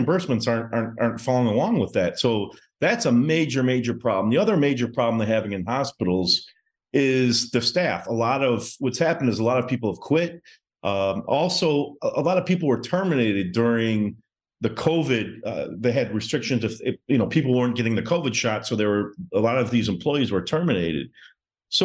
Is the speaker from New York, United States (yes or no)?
no; Detroit, Michigan, United States; moved away as an adult; now in Miami, United States; I'm originally from Michigan. I grew up in Metro Detroit. I currently live in Miami right now